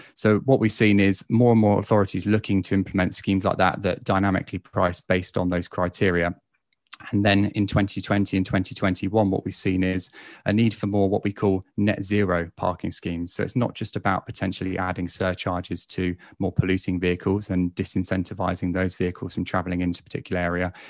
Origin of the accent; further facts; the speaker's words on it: Basingstoke, South East England, United Kingdom; my hometown in Basingstoke